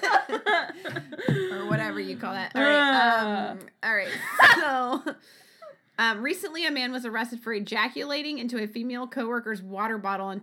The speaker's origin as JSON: {"language": "English", "region": "Ohio", "country": "United States", "tie": "born or raised there", "moved": "yes", "said": "That's my home state"}